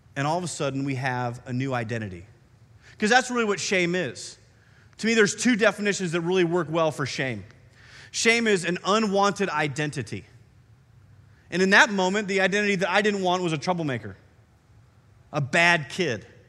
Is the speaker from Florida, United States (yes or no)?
no; Iowa, United States; moved away; I grew up in Iowa, and we have some different trees up there.